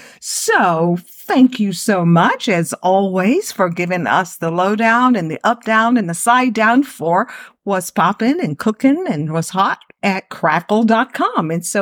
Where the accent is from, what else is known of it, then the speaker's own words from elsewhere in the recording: Houston, Texas, United States; I'm from Houston